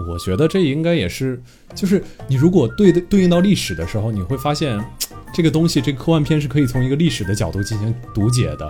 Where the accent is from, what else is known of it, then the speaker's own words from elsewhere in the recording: China; 我本身作为一个中国人的价值观